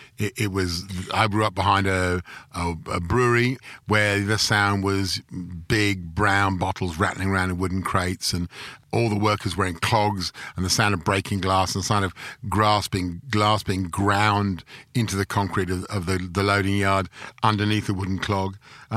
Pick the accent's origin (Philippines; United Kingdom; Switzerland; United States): United Kingdom; London; now in Melbourne, Australia; I grew up in London. I grew up in the borders between Chelsea and Fulham in London.